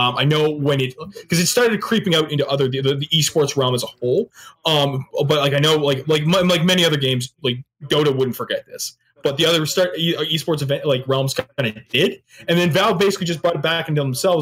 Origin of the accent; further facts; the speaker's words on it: Canada; I am Canadian